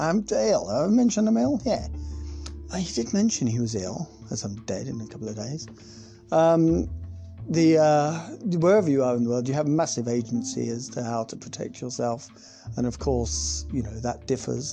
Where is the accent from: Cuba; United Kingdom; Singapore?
United Kingdom; also born or lived in South West England; We're British